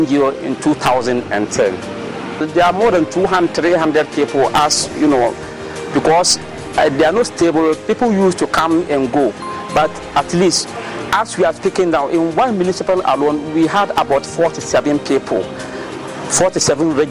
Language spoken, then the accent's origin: English; Dondoli community, Upper West, Ghana; I am from Dondoli community, a suburb of one municipality in Upper West region of Ghana